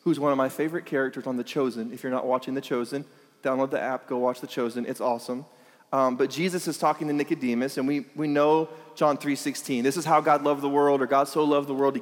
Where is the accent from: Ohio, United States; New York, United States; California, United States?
California, United States; Lake Elsinore; we're from Elsinore, and there's nothing else